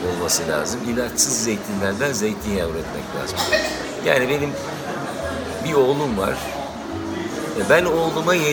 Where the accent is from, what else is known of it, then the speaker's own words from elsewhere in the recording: Ankara, Turkey; moved away as an adult; also born or lived in Istanbul; now in Kaz Mountains, Turkey; aslında Ankaralıyım. Ömrümün büyük bir çoğunluğunu Ankara'da geçirdim. Bütün ilk, orta, lise yaşantım. Daha sonra yurt dışına gittim okumaya geldim.